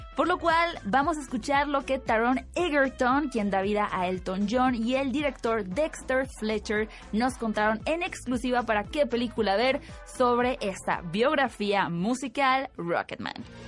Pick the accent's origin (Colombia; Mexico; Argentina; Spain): Mexico; Sonora; Sonora, mi tierra natal